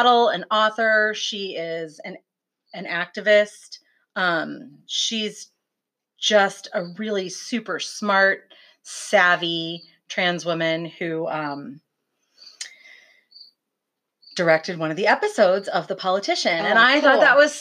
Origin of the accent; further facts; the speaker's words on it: Lima, Ohio, United States; Glee is set in my hometown of Lima, Ohio